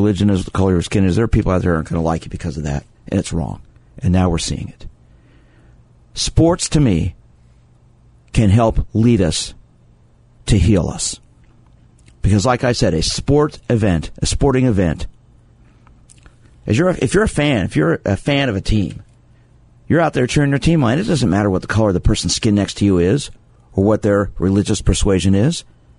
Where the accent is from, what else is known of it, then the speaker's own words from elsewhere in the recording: Kansas City, Missouri, United States; I grew up in Kansas City, seeing religious bigotry